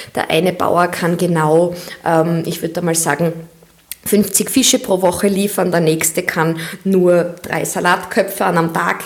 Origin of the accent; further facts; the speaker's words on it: Austria; als Mädchen in Österreich